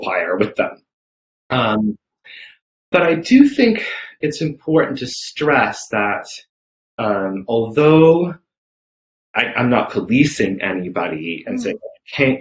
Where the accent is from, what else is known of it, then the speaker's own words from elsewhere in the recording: New England, United States; I grew up in New England and Salem is right nearby